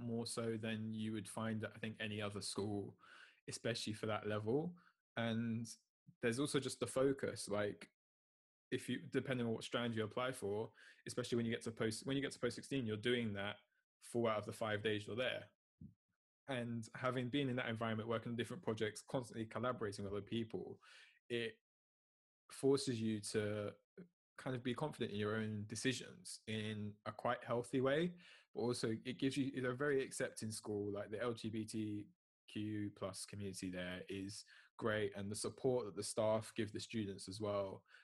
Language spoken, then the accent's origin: English; London, United Kingdom; I'm SC25 South Norwood.